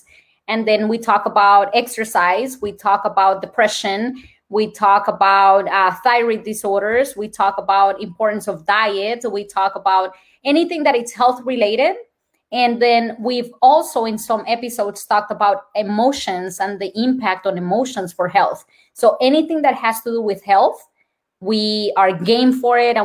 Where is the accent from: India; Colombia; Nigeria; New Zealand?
Colombia; accent: Colombian; English is a second language; moved away; My Colombian accent